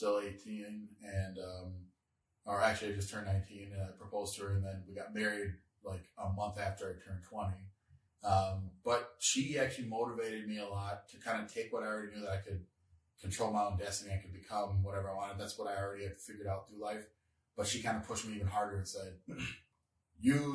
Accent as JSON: {"language": "English", "town": "Devils Lake", "region": "North Dakota", "country": "United States", "tie": "born or raised there", "also_born_or_lived": "Minnesota", "moved": "as an adult", "said": "We grew up in Devil's Lake, North Dakota"}